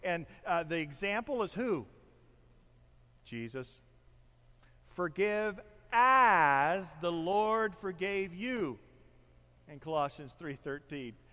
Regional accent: Midwest, United States; my overcoat that I don't think I've worn since I was from the Midwest.

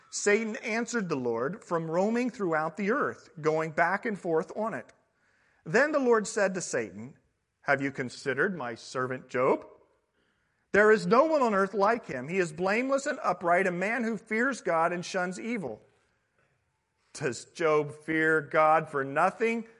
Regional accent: Midwest, United States; now in Southern California, United States; I come from the Midwest

